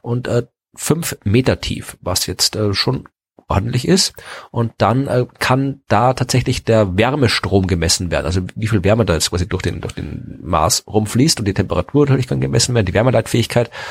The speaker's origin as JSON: {"language": "German", "country": "Austria", "tie": "born or raised there", "moved": "yes", "lives_now": "Jena, Germany", "said": "ich wohnte in in der Nähe von Wien"}